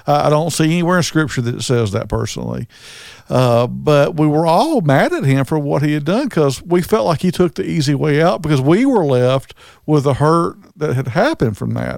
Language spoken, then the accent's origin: English; Southern, United States; accent: Southern; also born or lived in Birmingham, Alabama; my Southern accent.